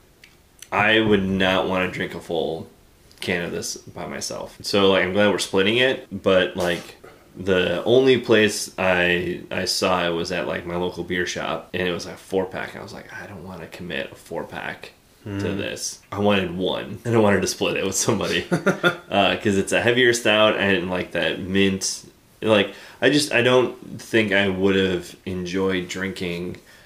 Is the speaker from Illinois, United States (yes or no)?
yes; Chicago, Illinois, United States; I'm from Chicago, the Chicago area. Like, my parents were both grew up in the city. I grew up in the suburbs.